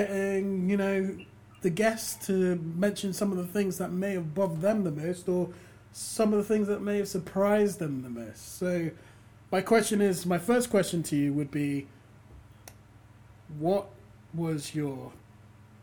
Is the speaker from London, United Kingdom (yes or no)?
yes; London, United Kingdom; born and raised here, yeah, we've all got that whole, like, as a Londoner, a person from England